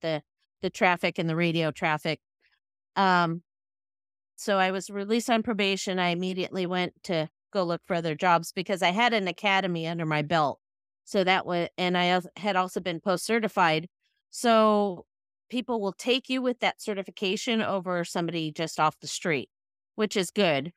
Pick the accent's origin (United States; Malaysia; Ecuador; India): United States; Sacramento County, Northern California; I'm from Northern California in the Sacramento County area